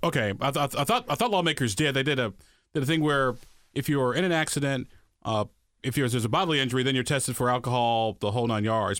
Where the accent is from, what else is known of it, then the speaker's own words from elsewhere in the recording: Illinois, United States; moved away; my home state of Illinois